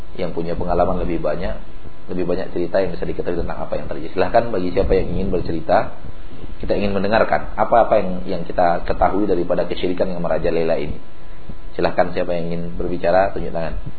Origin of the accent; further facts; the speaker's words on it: West Sumatra, Indonesia; moved away; Di kampung saya ada yang seperti itu, menyembelih kerbau dan sapi seperti itu di telinga waduk, di hidung waduk, ya nama tempat kami itu e, Tarusan namanya